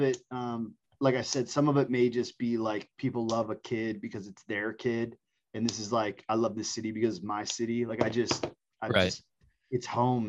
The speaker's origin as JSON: {"language": "English", "town": "Tampa", "region": "Florida", "country": "United States", "tie": "born or raised there", "also_born_or_lived": "Delaware / Virginia / Cleveland, Ohio", "said": "So I was born in Delaware, which I don't know anything about. And then we went to Virginia. And then my young childhood was mostly in Cleveland, Ohio. And then in fourth grade, we moved to Tampa, Florida."}